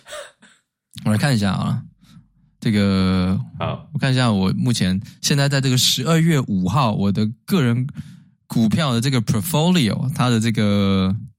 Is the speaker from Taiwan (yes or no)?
yes; Taiwan; 也许我们台湾人很多人也有日本的这个DNA在里面